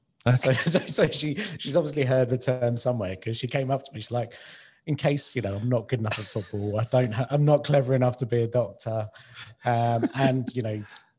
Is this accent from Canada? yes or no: no; United Kingdom; now in Dubai, United Arab Emirates; I'm kind of from the UK and I live in Dubai.